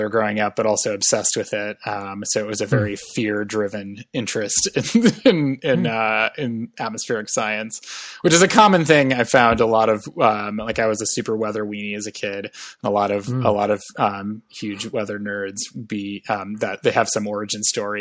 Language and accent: English; Madison, Wisconsin, United States; I grew up in Madison, Wisconsin